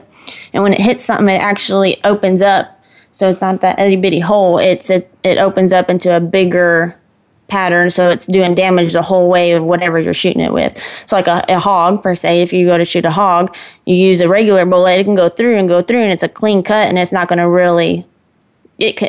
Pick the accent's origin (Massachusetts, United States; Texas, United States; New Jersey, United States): Texas, United States; also born or lived in Kansas; I was born in Kansas, but they got me to Texas as soon as they could. So we moved here pretty quick. I came when I was probably 5 or 6.